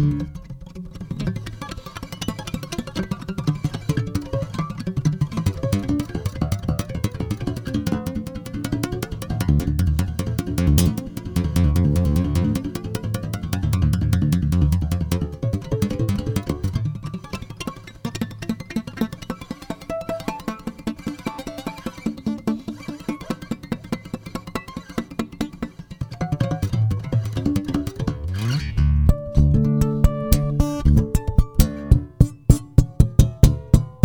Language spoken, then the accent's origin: English; White Plains, New York, United States; also born or lived in Cleveland, Ohio; I'm originally from Cleveland, Ohio, but from age 5 on lived in White Plains, New York until I finished high school